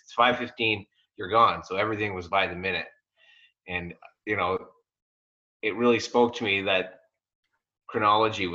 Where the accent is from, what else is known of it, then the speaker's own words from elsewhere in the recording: Bracebridge, Ontario, Canada; I grew up in Bracebridge